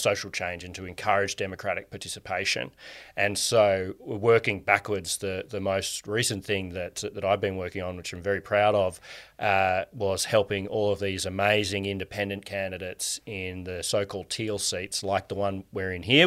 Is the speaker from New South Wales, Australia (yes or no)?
no; Canberra, Australian Capital Territory, Australia; And you and I grew up in Canberra